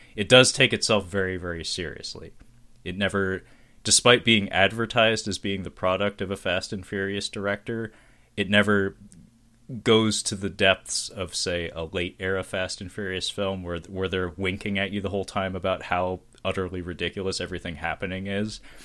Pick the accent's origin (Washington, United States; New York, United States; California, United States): Washington, United States; Seattle; I'm from Seattle, man. I was born and raised here